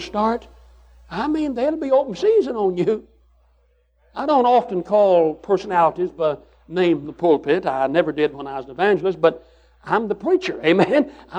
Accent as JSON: {"language": "English", "country": "United States", "said": "I'm an American"}